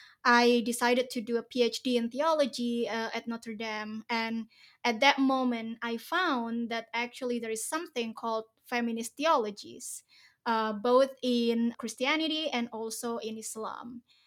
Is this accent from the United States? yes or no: no; Indonesia; English is a second language; I come from a very religious family in Indonesia, so I grew up in Indonesian pesantren. I spent most of my youth time there